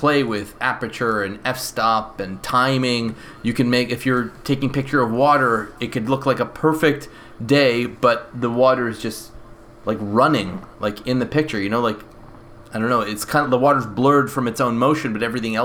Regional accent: Canada; I am Canadian

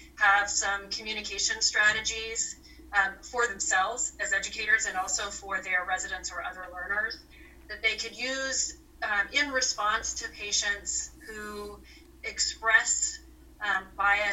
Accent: Anchorage, Alaska, United States; moved away as an adult; now in New Hampshire, United States; I grew up in Anchorage, Alaska, for the most part

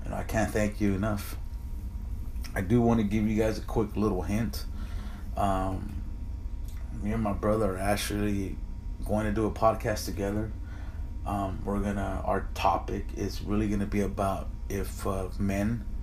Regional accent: United States; me and my brother are both Mexican Americans.

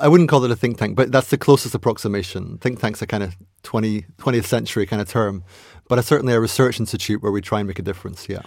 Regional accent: Aberdeen, Scotland, United Kingdom; So I was born in Aberdeen, or Aberdeen, as they call it up there.

